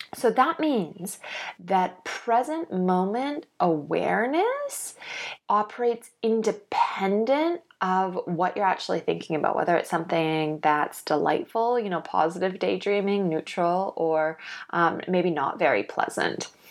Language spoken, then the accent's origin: English; Canada; now in Australia; I'm living in Australia now. I grew up in Canada.